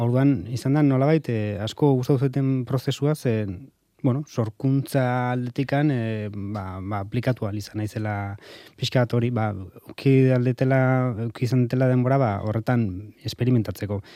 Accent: Hernani, Basque Country, Spain; Hernanikoa izanik

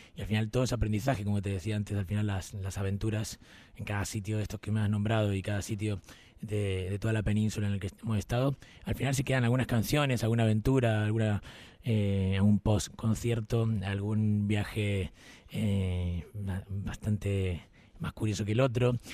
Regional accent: Rosario, Santa Fe, Argentina; moved away as an adult; now in Madrid, Spain; Rosario, que es mi tierra natal.

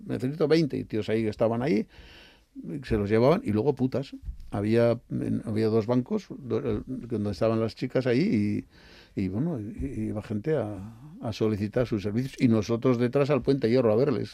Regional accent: San Sebastián, Basque Country, Spain; yo soy muy donostiarra

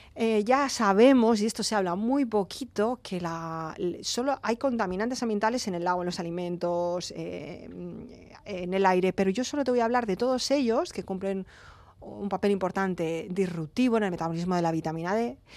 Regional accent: Alicante, Valencian Community, Spain; yo que soy de Alicante

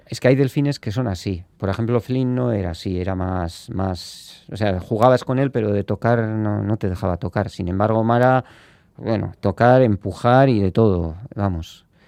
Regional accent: Spain; somos de Ibar

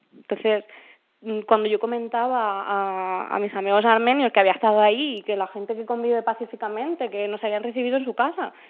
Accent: Ciudad Real, Castilla-La Mancha, Spain; cuando yo era pequeña y, vivía en es un pueblecito de Ciudad Real

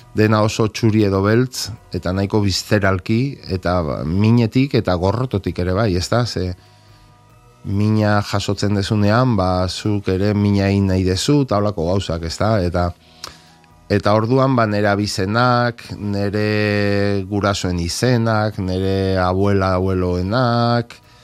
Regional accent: Basque Country, Spain; Basque is a second language

